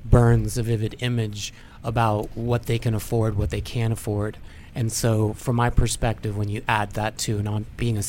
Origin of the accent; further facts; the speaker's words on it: Washington, District of Columbia, United States; Born in Washington, D.C., family's from Santiago, Chile